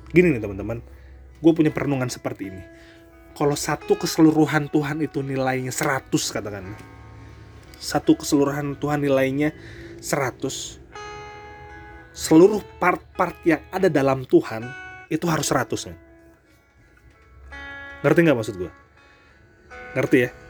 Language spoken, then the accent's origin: Indonesian; North Sumatra, Indonesia; lebih tepatnya suku gua loh gua kan Batak ya